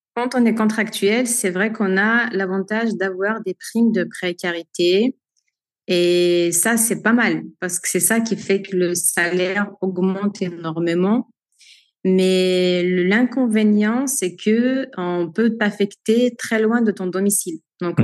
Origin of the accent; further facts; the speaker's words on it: Algeria; moved away as an adult; now in France; je suis née en Algérie en 1991. J'y ai grandi